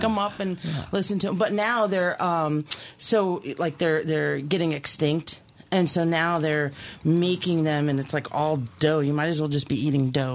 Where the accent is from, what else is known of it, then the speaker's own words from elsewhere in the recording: Key West, Florida, United States; moved away; I am from Key West originally. That's like my town